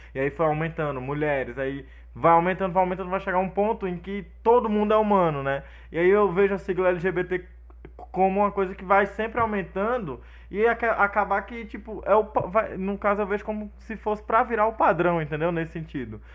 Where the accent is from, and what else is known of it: Northeast Brazil, Brazil; also born or lived in Brasília